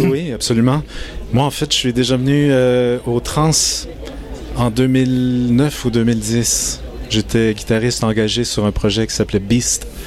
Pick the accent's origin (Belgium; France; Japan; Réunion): Japan; now in Montreal, Canada; je suis né au Japon d'une mère japonaise d'un père québécois